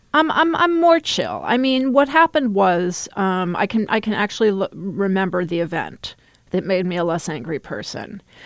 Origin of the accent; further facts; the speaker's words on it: Texas, United States; I grew up in Texas.